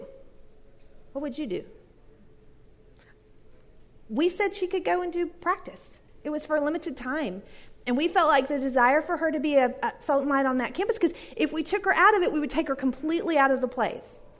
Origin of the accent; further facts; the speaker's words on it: Texas, United States; now in Duluth, United States; I grew up in Texas